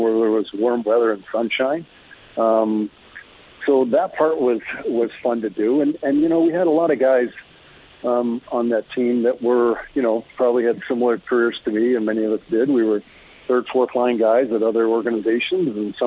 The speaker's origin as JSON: {"language": "English", "town": "Bow Island", "region": "Alberta", "country": "Canada", "tie": "born or raised there", "said": "played all my minor hockey in the Bow Island area in the Spud League at the time"}